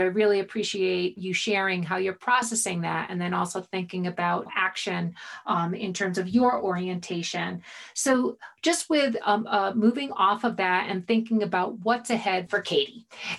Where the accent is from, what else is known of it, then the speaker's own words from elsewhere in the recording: Boulder, Colorado, United States; We're from Boulder. You live in Boulder right now. And I live in Boulder.